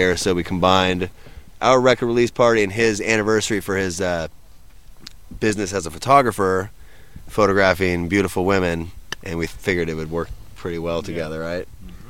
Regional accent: Burbank, California, United States; not talented, singer. I'm from Burbank.

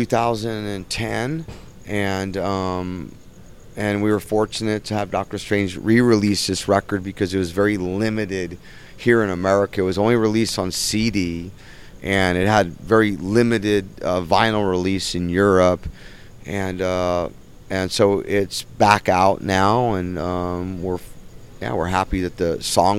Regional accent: Pasadena, California, United States; We're actually Pasadena kids.

